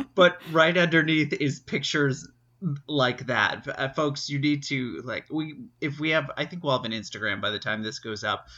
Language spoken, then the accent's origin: English; New York City, New York, United States; growing up around New York City